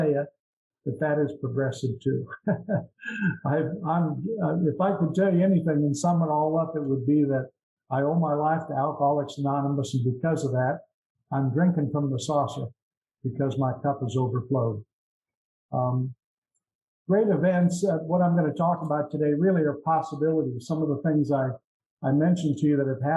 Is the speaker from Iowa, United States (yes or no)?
yes; Iowa, United States; also born or lived in Florida / Des Moines, Iowa; I'm from Midwest United States, Iowa. I'm in Florida now. I'm in Florida half time and in Iowa half time